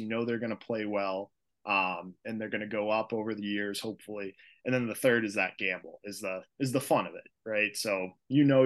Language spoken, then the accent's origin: English; Boston, Massachusetts, United States; I'm from Boston